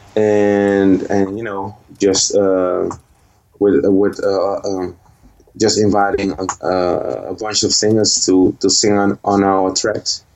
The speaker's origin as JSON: {"language": "English", "town": "Rotterdam", "region": "South Holland", "country": "Netherlands", "tie": "born or raised there", "said": "I was born and raised here in Holland in Rotterdam."}